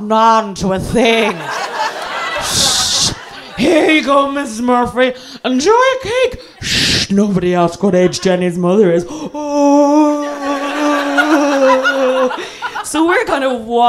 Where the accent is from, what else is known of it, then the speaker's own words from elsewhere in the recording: Ireland; I'm Irish and therefore from the U fucking K